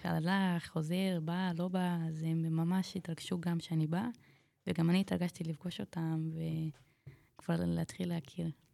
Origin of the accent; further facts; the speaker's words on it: Kiryat Ono, Central District, Israel; אני מקריית אונו, ליד רמת גן